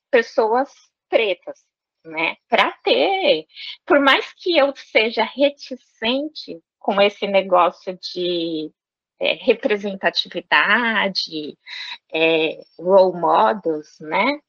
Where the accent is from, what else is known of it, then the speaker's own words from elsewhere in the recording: São Paulo, Brazil; moved away as an adult; also born or lived in Franca; eu nasci em São Paulo, né? Nos num bairro que é um bairro tradicionalmente